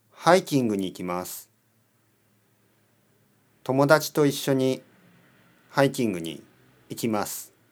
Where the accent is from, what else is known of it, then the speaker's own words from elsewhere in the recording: Philippines; Japanese is a second language; now in Sydney, Australia; フィリピン出身です。今はオーストラリアのシドニーに住んでいます。